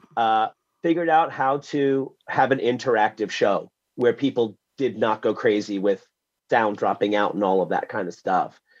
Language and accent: English; New York City, New York, United States; I was born in Wyckoff Heights, Queens, in the middle of the blackout